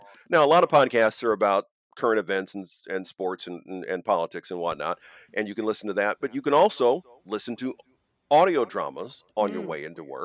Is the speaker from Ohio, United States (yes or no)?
yes; Ohio, United States; moved away; I'm originally from Ohio